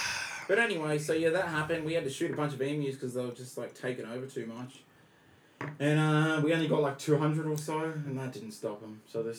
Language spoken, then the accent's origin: English; Australia; I'm over from Australia.